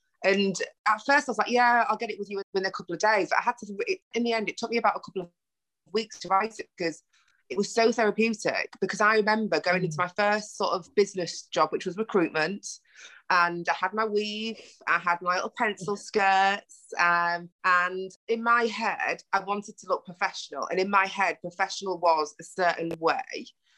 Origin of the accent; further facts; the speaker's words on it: Ghana; Like I say, we're already Ghanaian sisters, but I just love you.